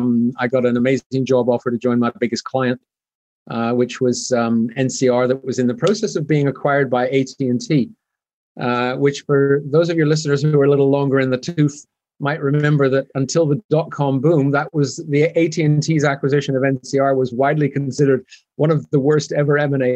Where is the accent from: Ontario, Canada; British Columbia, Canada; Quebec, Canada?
British Columbia, Canada; Vancouver; also born or lived in Zurich; now in Switzerland; So I'm originally from Canada, which explains the funny accent, although I've lived here for many years, so it's kind of softened.